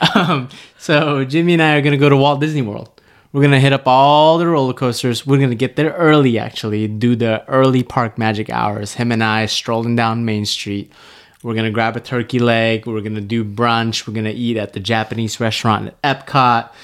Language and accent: English; Malaysia; moved away; I was born in Malaysia. If I drove ten minutes one direction, there would be wild monkeys